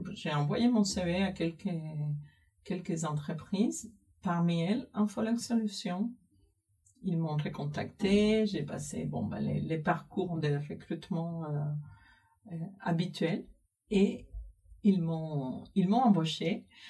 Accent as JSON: {"language": "French", "country": "Cuba", "tie": "born or raised there", "moved": "as an adult", "lives_now": "France", "said": "j'ai grandi à Cuba, j'ai fait euh, tous toutes mes études à Cuba"}